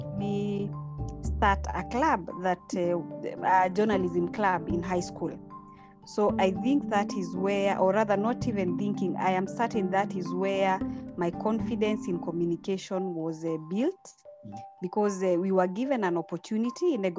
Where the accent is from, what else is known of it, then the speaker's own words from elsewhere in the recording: Meru, Meru County, Kenya; When I went to school in Meru, I was born in Meru as well.